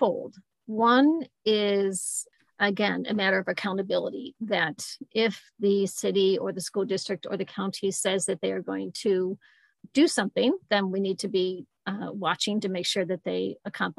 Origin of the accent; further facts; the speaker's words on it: Mendon, New York, United States; also born or lived in Buffalo / Scottsville; I grew up in the Rochester area in Mendon and lived here pretty much my whole life except for college and 1 year in Buffalo